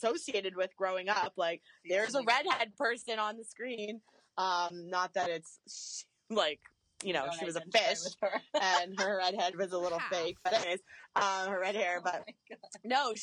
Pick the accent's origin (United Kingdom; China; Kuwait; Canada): Canada; I'm actually 7 generations Canadian, but before that, Scottish and English.